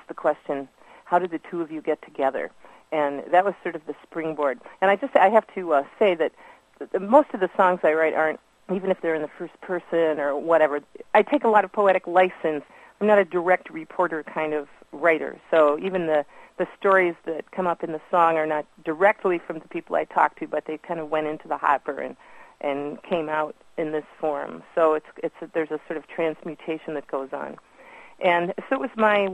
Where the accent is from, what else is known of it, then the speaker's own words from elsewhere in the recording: Detroit, Michigan, United States; moved away as an adult; also born or lived in Chicago / Green Bay / Seattle / Milwaukee; born in Detroit and grew up near there, so Michigan native.